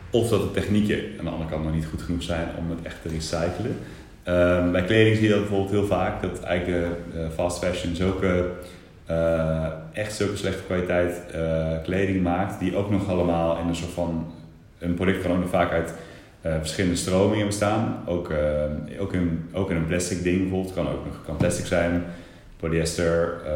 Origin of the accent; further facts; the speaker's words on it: Eindhoven, North Brabant, Netherlands; maar ik kom wel uit Eindhoven